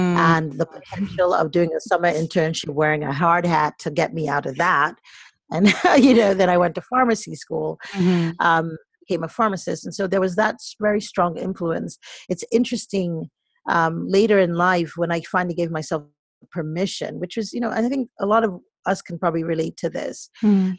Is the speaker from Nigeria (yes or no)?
yes; Lagos, Nigeria; also born or lived in Boston, United States / Nnewi, Anambra State (family origin); now in United States; I was born in Boston, mm-hmm. but I am originally, I'm Nigerian